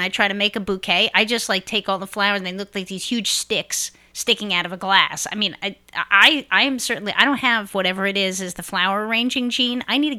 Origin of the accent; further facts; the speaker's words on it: New York City, New York, United States; I grew up in Brooklyn